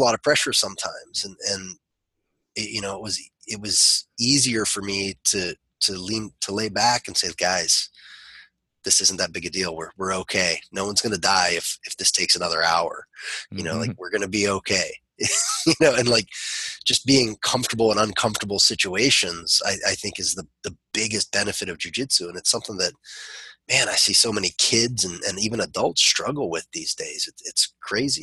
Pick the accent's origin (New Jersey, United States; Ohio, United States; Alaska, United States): Ohio, United States; also born or lived in West Virginia; We moved from West Virginia to Ohio when I was pretty young, and I started doing Kung Fu at that time